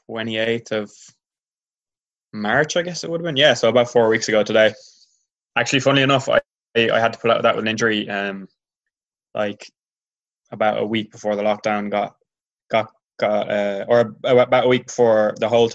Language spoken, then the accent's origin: English; Tuamgraney, Munster, Ireland; I'm a Clare man, yeah. I'm in Clare now. My family home in Clare